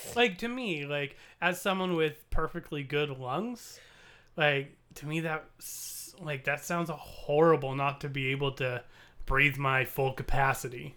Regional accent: Canada; we're Canadian

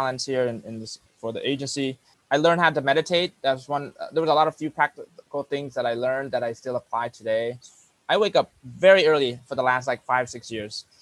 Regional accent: United States; also born or lived in Cambodia / New York; I grew up in America all my life from the age of 4

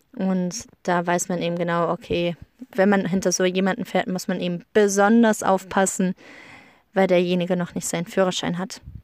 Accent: Germany; moved away as an adult; now in Iceland; bei uns in Deutschland

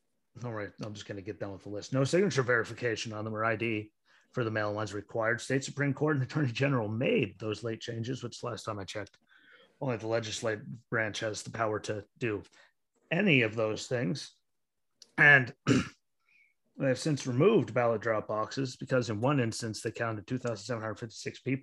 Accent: Pennsylvania, United States; my home state of Pennsylvania

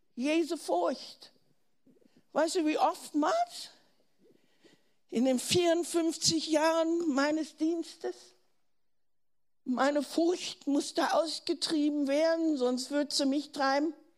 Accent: Germany; accent: German; deutsch zu sein

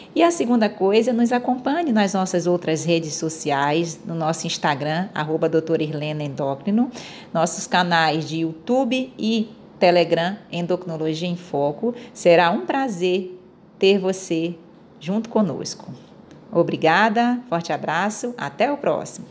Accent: Belém, Pará, Brazil; moved away as an adult; also born or lived in Belo Horizonte / Rio de Janeiro; now in Vitória, Brazil; eu sou de Belém, sabe, doutora Jane? Eu sou paraense

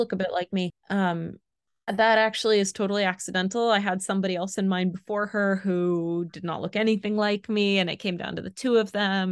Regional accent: Florida, United States; now in France; she's also from Florida, and we're both from

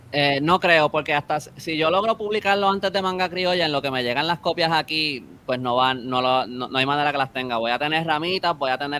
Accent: San Juan, Puerto Rico; yo soy de San Juan

